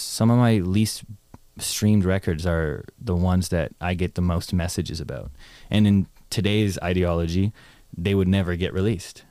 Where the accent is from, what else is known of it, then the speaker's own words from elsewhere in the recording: Toronto, Ontario, Canada; moved away as an adult; also born or lived in Ottawa / Los Angeles; I was born in Toronto, moved to Ottawa, then moved back to Toronto, and then went to university, and then moved from Toronto to America, L